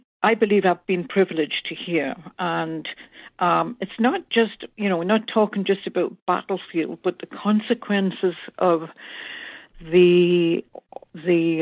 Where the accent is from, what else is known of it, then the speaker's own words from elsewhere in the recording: northeast coast of England, North East England, United Kingdom; born and raised in England on the northeast coast